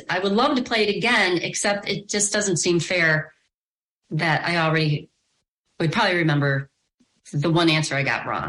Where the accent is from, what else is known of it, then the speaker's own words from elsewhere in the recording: Chicago, Illinois, United States; accent: Chicago; moved away as an adult; now in North Carolina, United States; I don't know if I'll ever lose my my Chicago thing, my little accent.